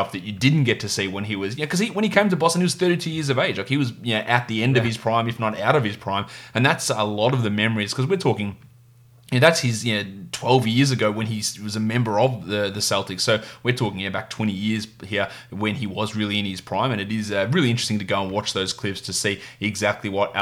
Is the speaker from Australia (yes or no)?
yes; Victoria, Australia; my home country, my home state of Victoria here in Australia